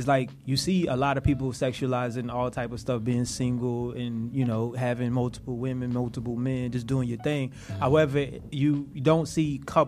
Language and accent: English; the South, United States; I'm from the South